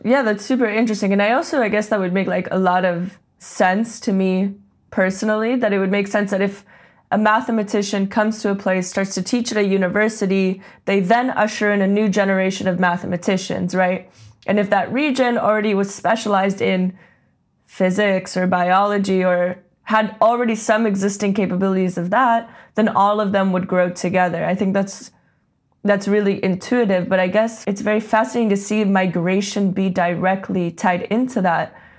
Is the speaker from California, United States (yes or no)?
yes; Silicon Valley, California, United States; growing up in Silicon Valley